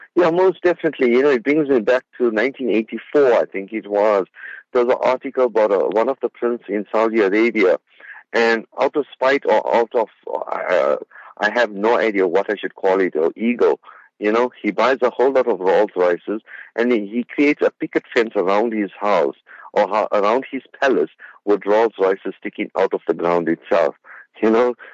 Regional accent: South Africa; I'm out of uh, my hometown in Spingo Beach

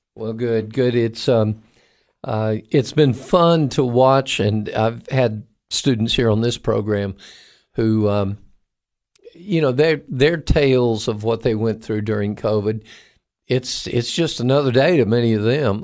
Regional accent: Cocoa, Florida, United States; moved away; I grew up in Florida and, and, um, graduate of Cocoa High School

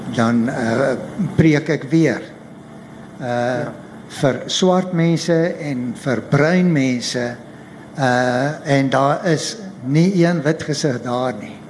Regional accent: Paarl, Western Cape, South Africa; also born or lived in Stellenbosch; ek kom van die Parel af, ek het daar groot geword.

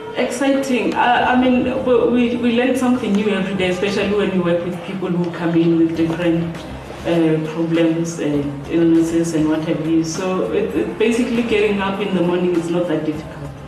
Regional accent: Limpopo, South Africa; moved away as an adult; now in Tembisa, South Africa; I was born and raised in Limpopo

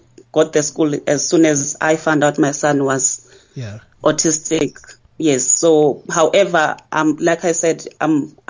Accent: Matatiele, Eastern Cape, South Africa; now in Durban, South Africa; my hometown

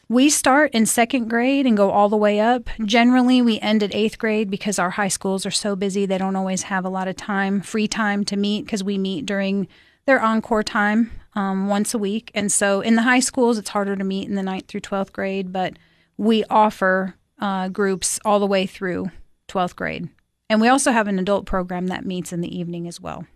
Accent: Alaska, United States; moved away as an adult; also born or lived in South Dakota / Philadelphia area; now in Cookeville, United States; I moved to Alaska when I was nine, and I grew up up there.

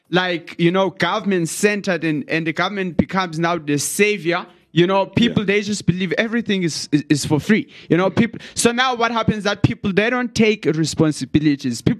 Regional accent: Eastern Cape, South Africa; there I was from Eastern Cape.

